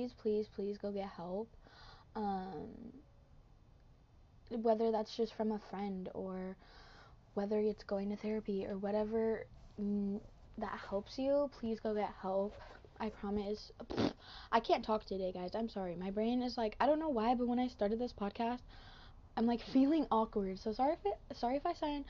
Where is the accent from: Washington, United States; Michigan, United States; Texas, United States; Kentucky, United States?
Washington, United States; I'm from Washington.